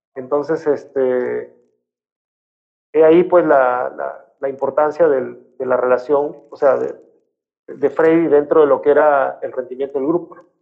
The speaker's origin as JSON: {"language": "Spanish", "region": "Piura", "country": "Peru", "said": "Mi tierra"}